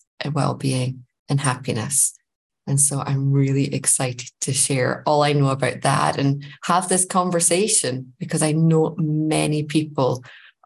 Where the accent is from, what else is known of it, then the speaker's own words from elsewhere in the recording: Scotland, United Kingdom; now in Germany; I am living currently in Germany, but as you can maybe hear, I am actually from Scotland